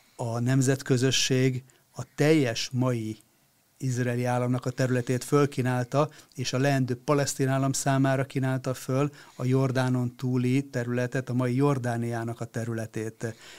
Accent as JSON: {"language": "Hungarian", "country": "Hungary", "said": "nekünk magyaroknak"}